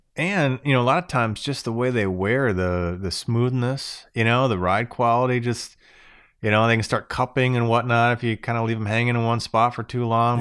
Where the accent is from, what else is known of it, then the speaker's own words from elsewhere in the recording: Florida, United States; moved away as an adult; now in Michigan, United States; Born and raised in Florida my whole life, I moved up to Michigan